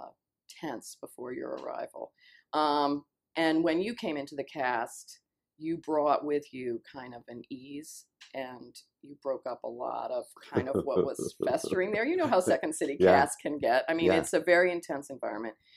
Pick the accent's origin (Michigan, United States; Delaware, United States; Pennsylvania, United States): Delaware, United States; Dover; moved away as an adult; also born or lived in England / New York / Los Angeles / Chicago; now in Evanston, United States; I grew up in Dover, Delaware.